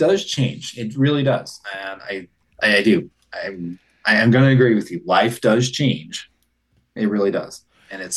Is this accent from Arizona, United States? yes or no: yes; Bisbee, Arizona, United States; my hometown of Bisbee